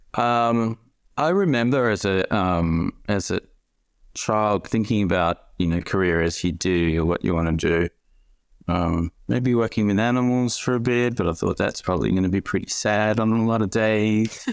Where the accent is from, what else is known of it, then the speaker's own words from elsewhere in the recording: Sydney, New South Wales, Australia; moved away as an adult; now in Melbourne, Australia; I was born in Sydney and, um, moved